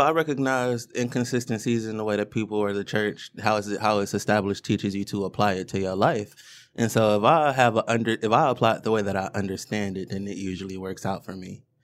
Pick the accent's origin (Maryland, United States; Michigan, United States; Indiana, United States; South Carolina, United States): Michigan, United States; Detroit; I grew up in Woodbridge.